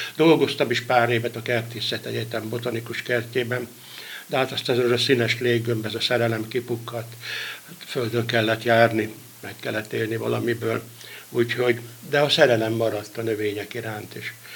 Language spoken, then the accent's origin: Hungarian; Tolna, Hungary; Tolnáról, tolnai vagyok